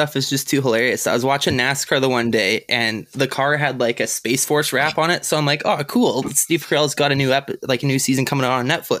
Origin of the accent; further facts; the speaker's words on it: Canada; now in Saskatchewan, Canada; I'm a freaking Canadian.